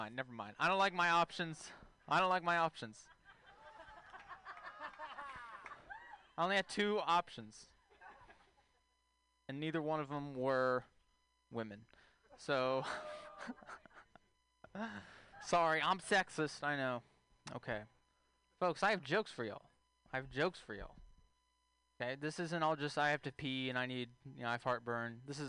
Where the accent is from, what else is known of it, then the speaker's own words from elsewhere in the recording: Texas, United States; moved away; I'm from Texas originally.